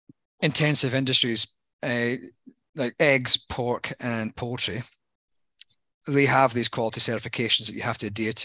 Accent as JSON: {"language": "English", "country": "Ireland", "moved": "yes", "lives_now": "Australia", "said": "When I came from Ireland, I was following the lucky charms."}